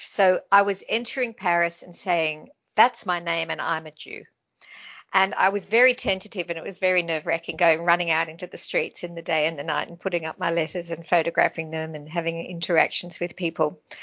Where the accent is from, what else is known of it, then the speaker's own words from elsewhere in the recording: Australia; growing up in Australia, so many people come from somewhere else